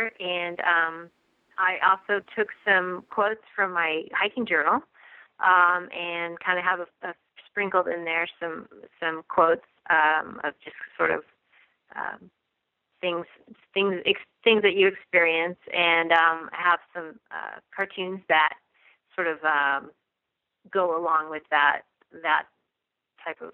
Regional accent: Nevada City, California, United States; I'm from Nevada City, California

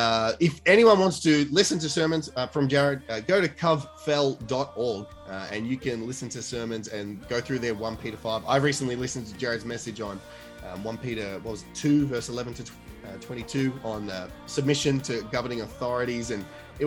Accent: Australia; what I grew up with in the Australian sort of don't show your emotions

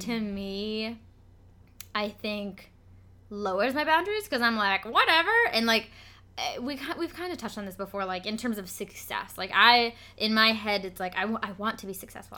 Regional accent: Vermont, United States; I'm from Vermont

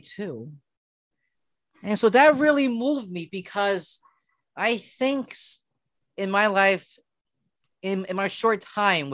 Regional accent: Philadelphia, Pennsylvania, United States; growing up in Philadelphia, you know, we live in row homes

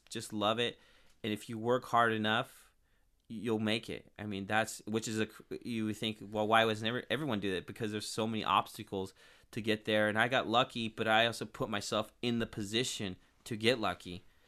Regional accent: Turlock, California, United States; now in Modesto, United States; I'm from Turlock, and then I moved to Modesto when I was 21. I'm 30 now.

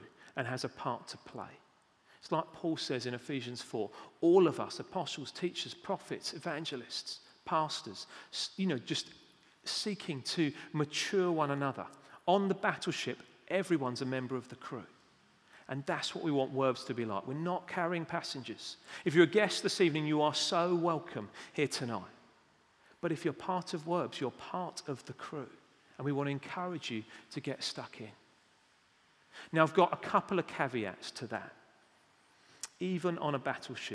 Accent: United Kingdom; We're British

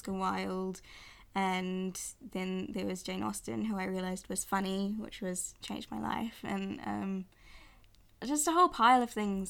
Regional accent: Auckland, New Zealand; also born or lived in London; I've lived in Auckland almost my whole life

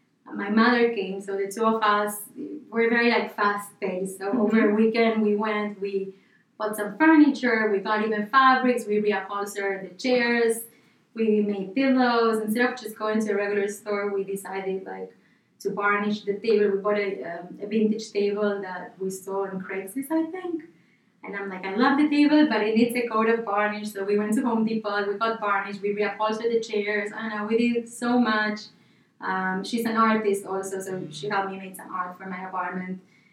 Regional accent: Buenos Aires, Argentina; born there; So I was born in Buenos Aires, Argentina.

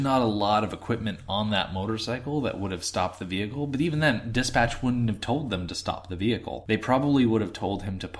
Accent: United States; I'm an American

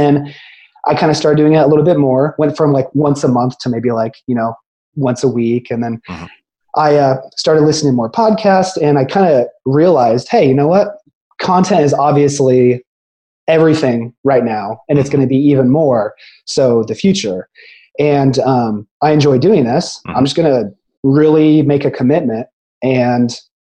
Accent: Carmel, Indiana, United States; moved away as an adult; also born or lived in Muncie, Indiana / St. Louis, Missouri; now in Tampa, United States; So I'm originally from Central Indiana. It's a city just north of Indianapolis called Carmel, Indiana. Yeah. Yep. So I was there, my whole life until undergrad

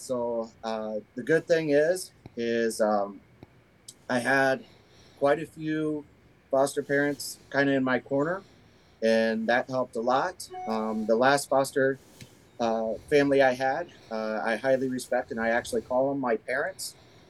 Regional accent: Waterloo, Iowa, United States; born there; I was born in Waterloo, Iowa. My mother was 16 years old when she had me.

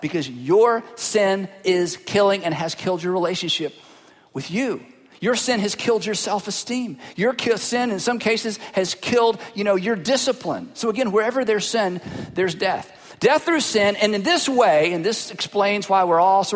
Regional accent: Fruitland, North Carolina, United States; I am from Fruitland, North Carolina

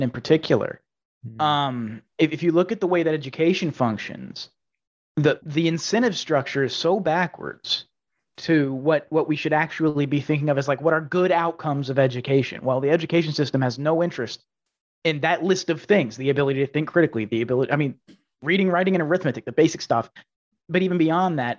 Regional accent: Texas, United States; I grew up in Texas

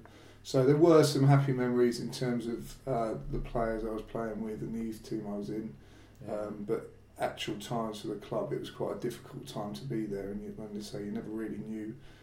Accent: Abingdon, South East England, United Kingdom; also born or lived in Oxford; now in London, United Kingdom; I was born in Oxford and grew up in Abingdon, a town not far from Oxford, and was there in Abingdon till I moved to London

